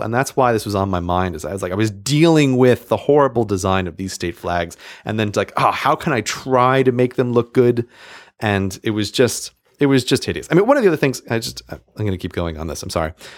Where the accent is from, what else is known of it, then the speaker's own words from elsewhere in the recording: New York, United States; New York, my home state